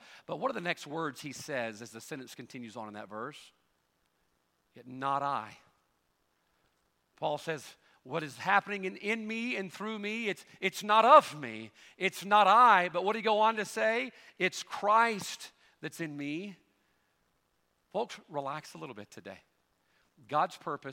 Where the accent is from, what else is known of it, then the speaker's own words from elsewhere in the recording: Carson, Mississippi, United States; moved away; also born or lived in Louisiana; middle of the woods, Carson, Mississippi, the big metropolis of Carson